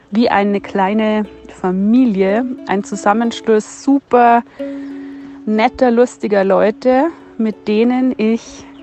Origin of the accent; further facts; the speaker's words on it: Regensburg, Bavaria, Germany; ich komme aus Regensburg